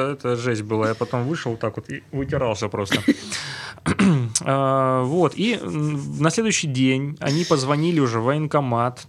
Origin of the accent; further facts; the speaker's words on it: Stavropol, Stavropol Krai, Russia; Из Ставрополя